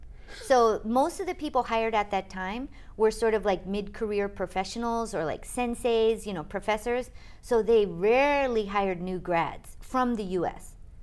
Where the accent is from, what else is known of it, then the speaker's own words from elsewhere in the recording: Hawaii, United States; moved away as an adult; also born or lived in Durham, North Carolina / Boston; now in Japan; I grew up in Hawaii